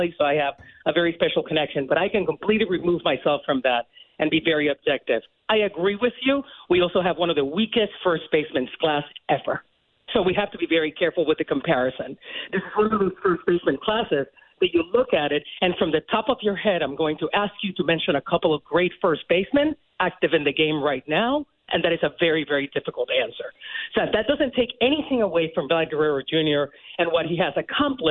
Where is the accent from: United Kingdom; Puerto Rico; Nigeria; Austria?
Puerto Rico; moved away; I come from Puerto Rico. And it's like to get this opportunity as a Puerto Rican woman